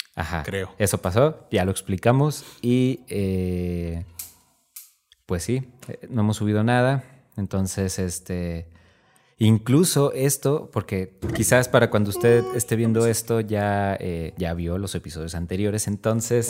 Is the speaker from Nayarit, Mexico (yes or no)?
yes; Tepic, Nayarit, Mexico; somos de Tepic